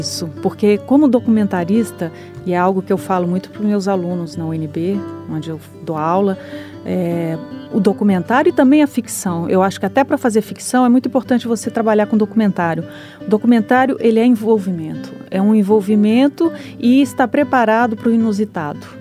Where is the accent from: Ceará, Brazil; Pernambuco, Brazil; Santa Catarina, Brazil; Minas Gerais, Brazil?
Minas Gerais, Brazil; Eu sou mineira